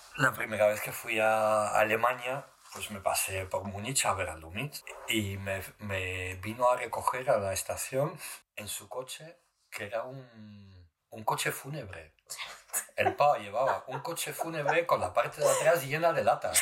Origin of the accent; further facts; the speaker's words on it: Alicante, Valencian Community, Spain; moved away as an adult; also born or lived in Morocco / New York, United States; soy camin de Alicante